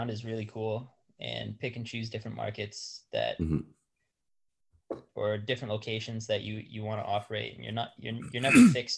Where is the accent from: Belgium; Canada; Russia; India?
Canada; Regina, Saskatchewan; also born or lived in Alberta / Edmonton; now in British Columbia, Canada; I was born in Regina